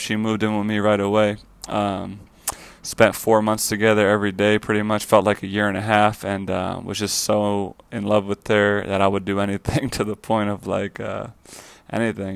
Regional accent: Fire Island, New York, United States; moved away as an adult; also born or lived in Florida; now in Los Angeles, United States; I grew up in Fire Island, New York. It's a small island off of Long Island, New York.

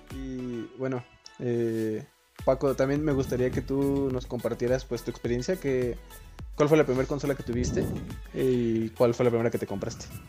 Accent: Mexico; somos de México

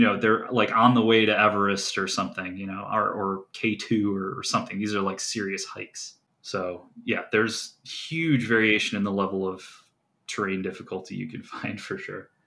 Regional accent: Geauga County, Ohio, United States; where I grew up in Geauga County, Ohio

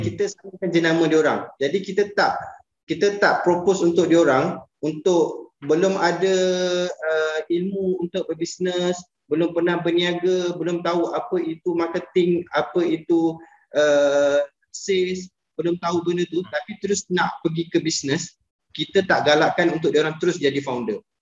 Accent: Terengganu, Malaysia; moved away; also born or lived in Puncak Alam, Selangor; saya asal Terengganu

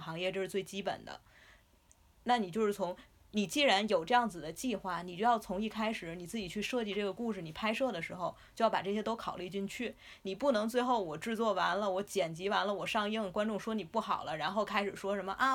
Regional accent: China; 我们中国人

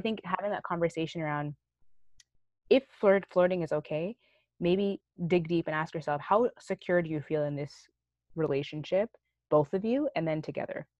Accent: Canada; we grew up here in Canada

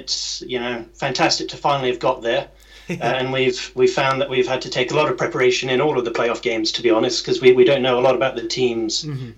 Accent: just outside Boston, Massachusetts, United States; moved away as an adult; now in Bournemouth, United Kingdom; I grew up in America, just outside Boston in Massachusetts.

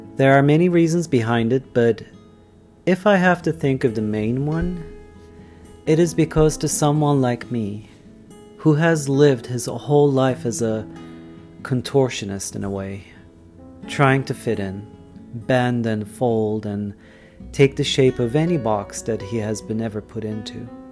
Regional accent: Istanbul, Turkey; Ataköy, which is the place that I'm from

